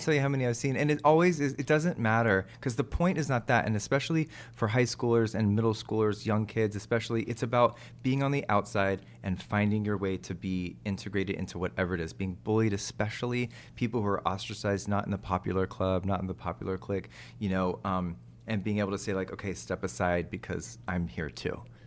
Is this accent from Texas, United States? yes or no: yes; Texas, United States; moved away; I'm from Texas